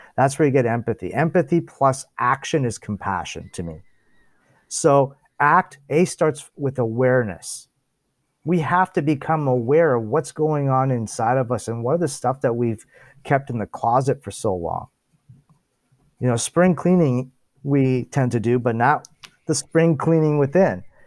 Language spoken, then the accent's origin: English; Toronto, Ontario, Canada; I was born here in Toronto, Ontario